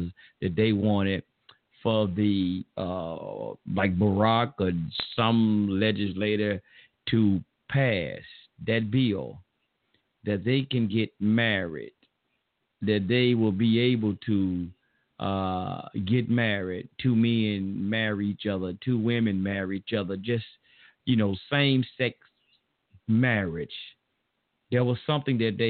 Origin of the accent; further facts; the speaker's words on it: the South, United States; accent: Southern; I'm from the South. So y'all forgive me for my Southern slang or slur and terminologies.